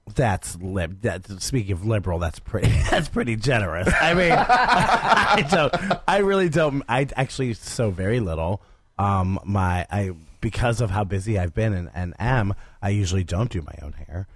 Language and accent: English; Stark County, Ohio, United States; my hometown in Stark County